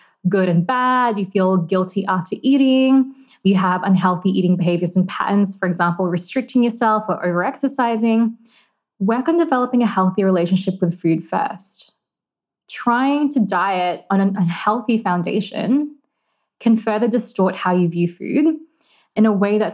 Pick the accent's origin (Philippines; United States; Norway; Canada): Philippines; I'm Filipino and food is a massive part of my culture